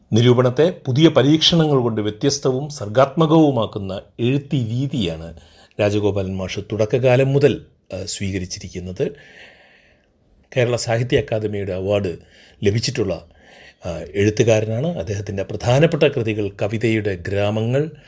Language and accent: Malayalam; Kottayam, Kerala, India; moved away as an adult; also born or lived in Kozhikode / Kannur / Thrissur; ഞാൻ ജനിച്ചത് കോട്ടയത്താണ് പഠിച്ചതും കോട്ടയത്താണ്